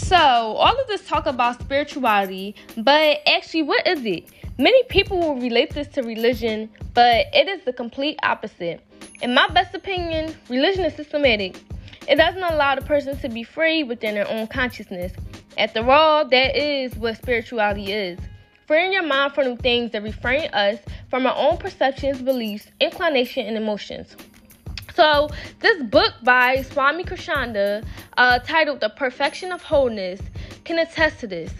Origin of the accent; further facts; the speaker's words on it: Philadelphia, Pennsylvania, United States; I'm from North Philadelphia